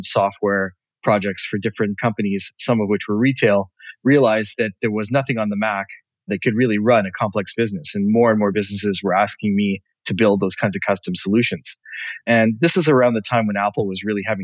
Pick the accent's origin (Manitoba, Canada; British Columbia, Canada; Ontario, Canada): British Columbia, Canada; Vancouver; moved away as an adult; now in Montreal, Canada; born in Vancouver, and my parents are immigrants from Africa, but I was born in Vancouver. And made the move to Montreal in my mid-20s